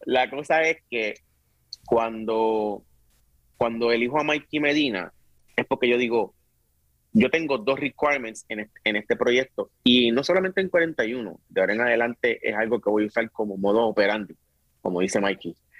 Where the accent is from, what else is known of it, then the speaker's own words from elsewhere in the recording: Bayamón, Puerto Rico; also born or lived in Río Piedras / Carolina; nací en Río Piedra. Me crié mi primera parte de mi, de mi edad en Carolina, y después en Bayamón